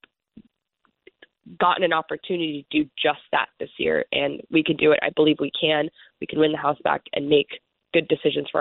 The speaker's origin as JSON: {"language": "English", "country": "Somalia", "moved": "yes", "lives_now": "United States", "said": "I am from Somalia, my ethnicity is Somali, but I'm an American and I'm running for Congress in America"}